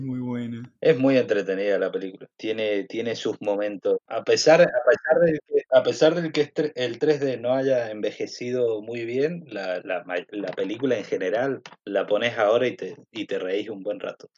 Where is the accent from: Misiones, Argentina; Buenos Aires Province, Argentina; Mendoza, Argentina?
Mendoza, Argentina; soy mendocino. Nací